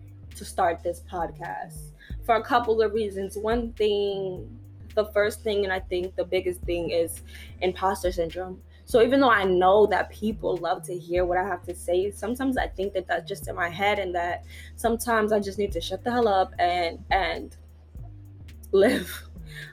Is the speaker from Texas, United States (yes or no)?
no; New York City, New York, United States; I was from New York, bro. I was from the Bronx. I grew up in poverty